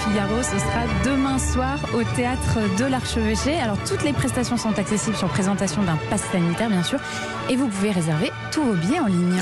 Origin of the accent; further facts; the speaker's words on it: Auvergne-Rhône-Alpes, France; chez moi, en Auvergne